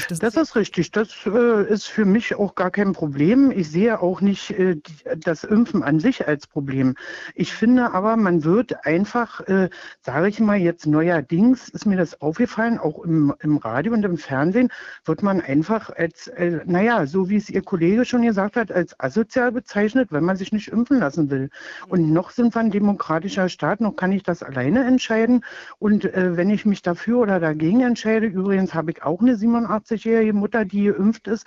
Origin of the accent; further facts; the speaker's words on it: East Germany, Germany; Also früher, ich bin nur in der DDR aufgewachsen